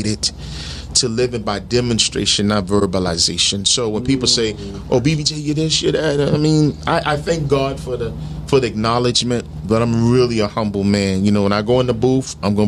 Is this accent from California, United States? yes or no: no; New Jersey, United States; also born or lived in Brooklyn, New York; I was born in Brooklyn, New York. You know, my parents live in Brevoort Projects in Brooklyn, but I grew up in Jersey.